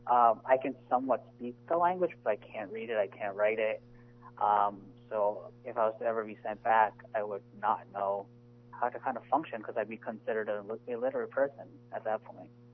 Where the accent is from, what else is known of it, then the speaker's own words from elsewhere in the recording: New Jersey, United States; I grew up in New Jersey, specifically in South Jersey